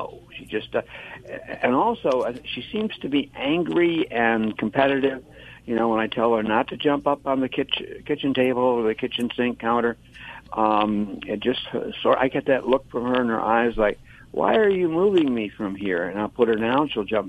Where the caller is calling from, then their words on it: Reading, Pennsylvania, United States; Reading, Pennsylvania, that sometimes gets mispronounced as Reading, but it's Reading, Pennsylvania.